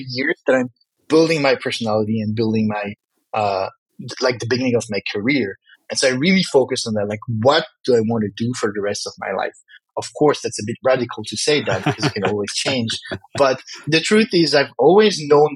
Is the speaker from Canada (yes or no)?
no; Morocco; accent: French; first language French; English is a second language; I come from Morocco